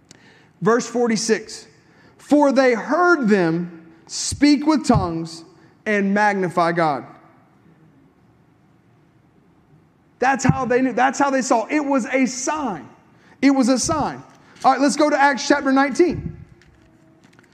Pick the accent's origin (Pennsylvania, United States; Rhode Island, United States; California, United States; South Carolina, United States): South Carolina, United States; I'm from South Carolina